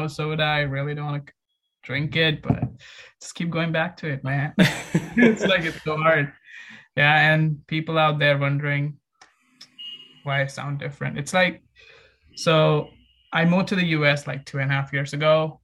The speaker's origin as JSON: {"language": "English", "country": "India", "also_born_or_lived": "Ahmedabad, India / Bangalore, India", "moved": "as an adult", "lives_now": "Long Beach, United States"}